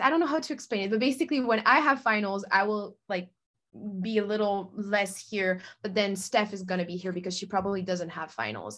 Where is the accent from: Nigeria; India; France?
France; now in Los Angeles, United States; I'm originally from France, France. Oh my God. Uh, but I'm currently living in LA.